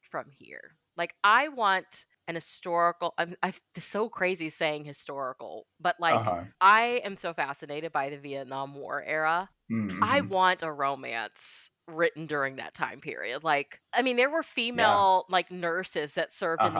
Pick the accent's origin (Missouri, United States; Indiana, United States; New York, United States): Missouri, United States; born or raised there